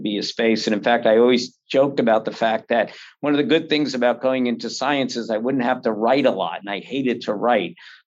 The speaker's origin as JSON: {"language": "English", "region": "New Jersey", "country": "United States", "tie": "born or raised there", "also_born_or_lived": "Oklahoma / New York", "said": "I was raised largely in New Jersey and New York, mostly in New Jersey"}